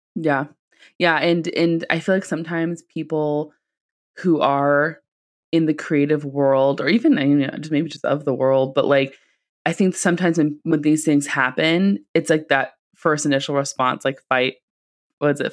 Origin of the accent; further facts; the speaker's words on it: Silicon Valley, California, United States; I'm from the Silicon Valley